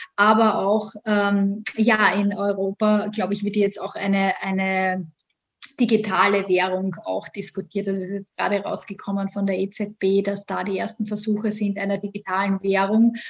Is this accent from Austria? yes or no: yes; Austria; moved away as an adult; also born or lived in Vienna; now in New York, United States; Ich komme ursprünglich aus Österreich